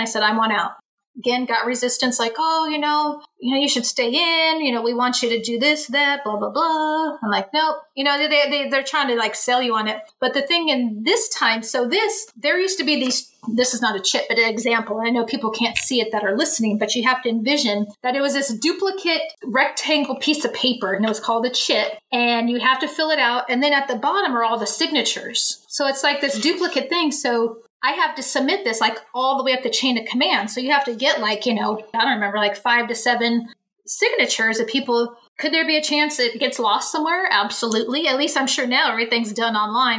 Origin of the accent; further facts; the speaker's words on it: Bay Area, California, United States; moved away as an adult; I'm from the Bay Area.